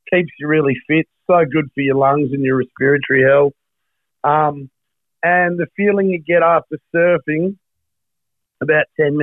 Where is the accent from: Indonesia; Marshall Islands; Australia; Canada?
Australia; Perth, Western Australia; So I grew up in Trigg